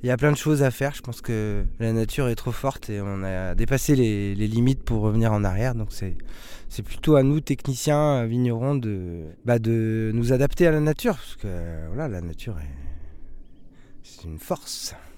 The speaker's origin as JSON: {"language": "French", "town": "Craon", "region": "Pays de la Loire", "country": "France", "tie": "born or raised there", "moved": "yes", "said": "on est originaire de la Mayenne, un petit village qui s'appelle Cran"}